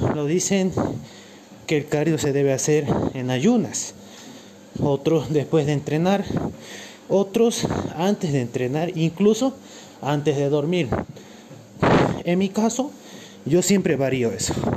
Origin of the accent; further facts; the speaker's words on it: Cochabamba, Bolivia; Soy de Cochabamba, Bolivia.